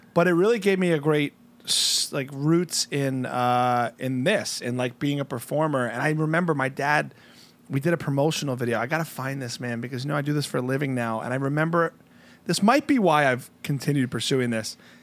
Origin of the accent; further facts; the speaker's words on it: New Jersey, United States; moved away; I'm from Jersey.